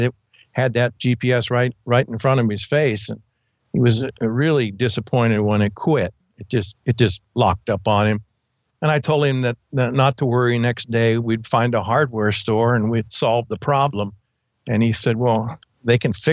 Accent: Montana, United States; my home state, Montana

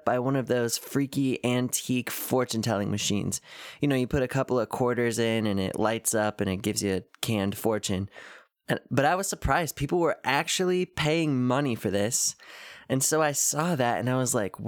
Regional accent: Washington, United States; now in Cleveland, United States; … and I are both originally from Washington State

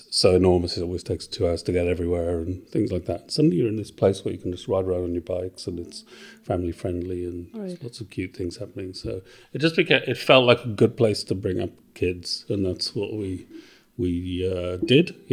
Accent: Wales, United Kingdom; also born or lived in England / Australia; so I'm originally from Wales

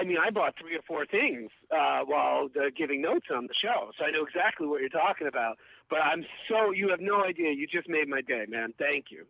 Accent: New York City, New York, United States; moved away; also born or lived in Massachusetts; I'm from Queens

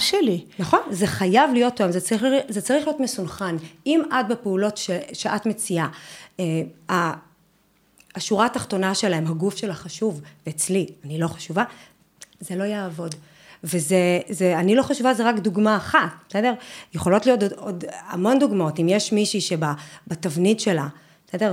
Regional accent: Northern District, Israel; אני גדלתי בבית ילדים, בשנות ה-80 בקיבוץ בצפון

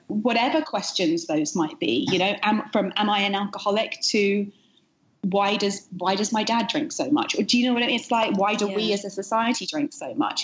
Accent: United Kingdom; moved away as an adult; now in New York, United States; the UK where I'm from origin, originally, as you can hear from my accent

